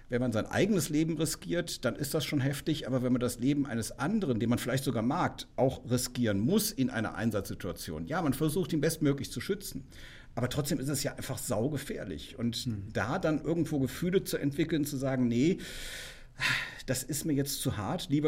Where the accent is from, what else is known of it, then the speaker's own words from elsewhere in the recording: Cologne, North Rhine-Westphalia, Germany; ich meine, ich komme aus Köln, ne?